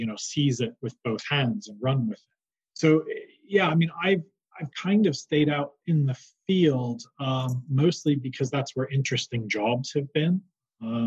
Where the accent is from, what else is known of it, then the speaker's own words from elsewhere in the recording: New York, United States; moved away; I grew up in New York